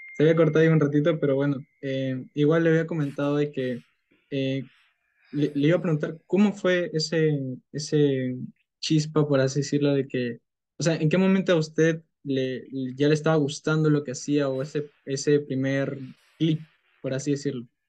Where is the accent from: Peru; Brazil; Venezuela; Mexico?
Peru; tengo 19 años, soy de Perú